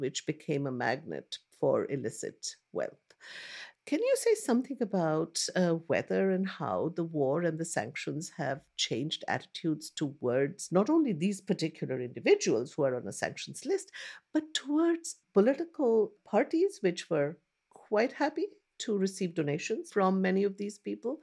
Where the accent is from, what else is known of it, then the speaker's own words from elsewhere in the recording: India; I grew up in India, I grew up listening to the BBC radio